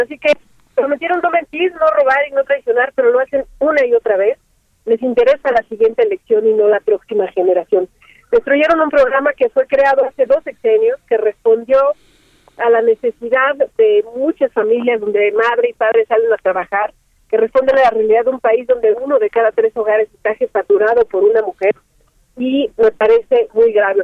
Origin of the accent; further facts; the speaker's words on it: State of Mexico, Mexico; yo soy mexiquense